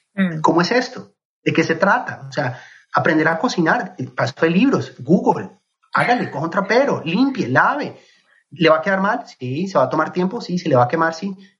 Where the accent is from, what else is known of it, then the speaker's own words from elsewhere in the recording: Colombia; moved away as an adult; Yo crecí en Colombia, viví en Colombia hasta los 23 años